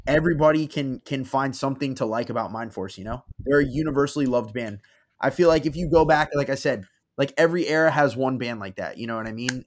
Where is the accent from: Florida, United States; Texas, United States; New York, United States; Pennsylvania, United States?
Florida, United States; South; They're from my hometown